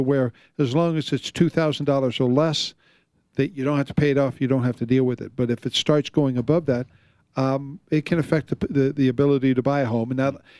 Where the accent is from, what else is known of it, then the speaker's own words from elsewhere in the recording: Florida, United States; now in Colorado, United States; I grew up in Florida